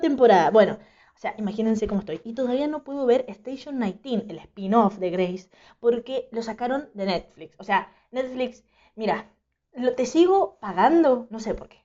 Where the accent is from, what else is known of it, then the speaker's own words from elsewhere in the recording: Mendoza, Argentina; soy de Mendoza